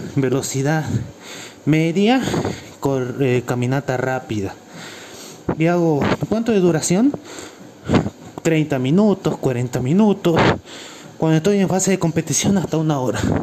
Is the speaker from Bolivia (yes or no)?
yes; Cochabamba, Bolivia; Soy de Cochabamba, Bolivia.